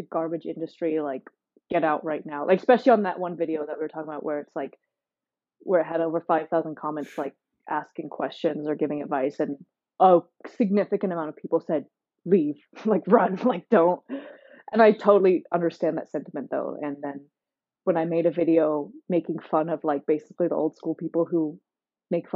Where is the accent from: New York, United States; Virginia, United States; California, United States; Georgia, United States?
California, United States; near San Francisco; moved away; I grew up near San Francisco